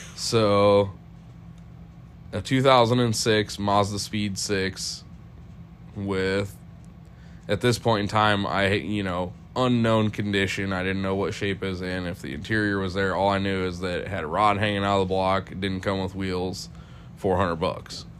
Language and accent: English; Ohio, United States; I'm from Ohio. It it sucks.